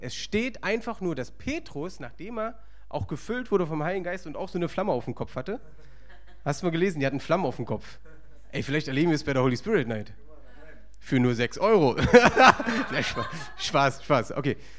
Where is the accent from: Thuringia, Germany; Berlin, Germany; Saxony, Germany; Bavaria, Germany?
Berlin, Germany; ich bin im Osten aufgewachsen, Ostberlin